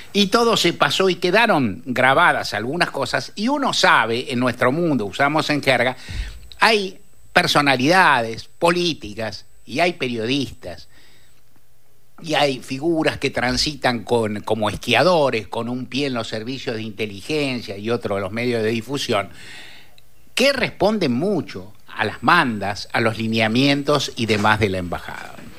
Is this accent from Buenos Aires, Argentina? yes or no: yes; Buenos Aires, Argentina; also born or lived in Palermo, Buenos Aires; soy un ruso caballito, de que ahora me fui a Palermo